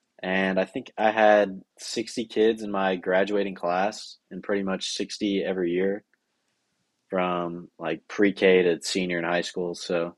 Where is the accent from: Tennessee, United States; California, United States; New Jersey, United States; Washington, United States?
Tennessee, United States; Nashville; I was born in Nashville